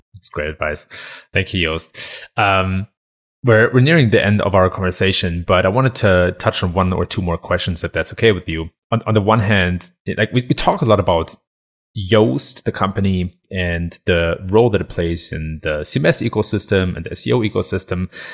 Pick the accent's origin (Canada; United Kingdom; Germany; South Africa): Germany; moved away as an adult; now in United States; I've been born and raised in Germany and been living in the U S for seven years now